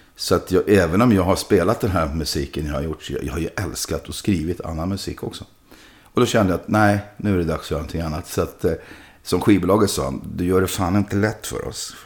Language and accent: Swedish; Sweden; Jag kommer hela vägen från Sverige.